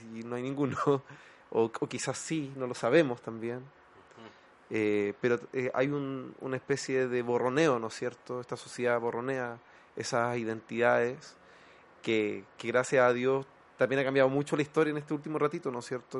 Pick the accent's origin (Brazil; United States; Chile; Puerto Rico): Chile; La Serena, Coquimbo; yo soy, no soy de Santiago, soy de región, siempre lo digo, soy del norte de, La Serena.